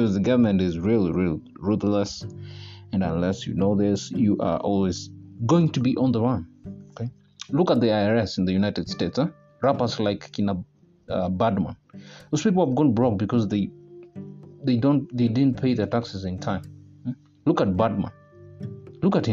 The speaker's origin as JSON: {"language": "English", "country": "Kenya", "tie": "born or raised there", "said": "I'm a Kenyan citizen by birth"}